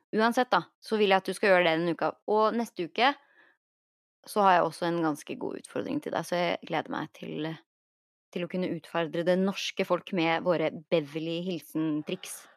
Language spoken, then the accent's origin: Norwegian; Norway; now in Los Angeles, United States